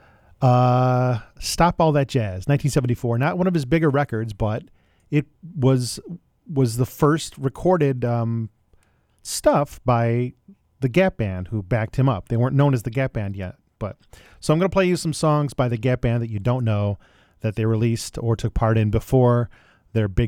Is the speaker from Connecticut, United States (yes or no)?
no; Buffalo, New York, United States; now in North Carolina, United States; I am from Buffalo